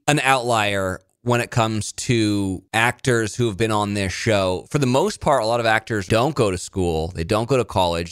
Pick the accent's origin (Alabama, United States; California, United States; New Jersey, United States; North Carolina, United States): California, United States; Monterey; moved away; also born or lived in Nashville; I'm from Monterey